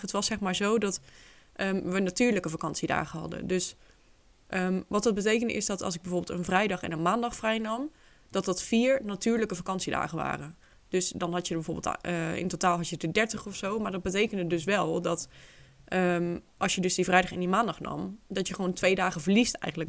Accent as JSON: {"language": "Dutch", "country": "Netherlands", "moved": "as an adult", "lives_now": "Spain"}